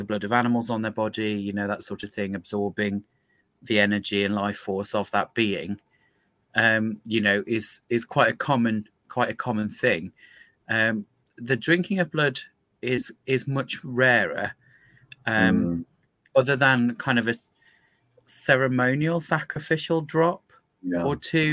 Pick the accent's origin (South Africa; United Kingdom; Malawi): United Kingdom; particularly being British and knowing quite how mongrel our blood is